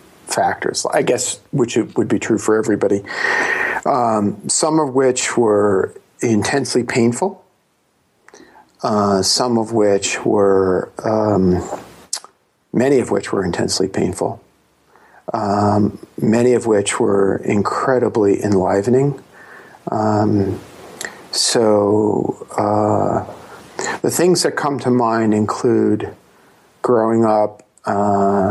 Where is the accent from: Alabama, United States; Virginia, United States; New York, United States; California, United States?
New York, United States; New York City; I was born in Brooklyn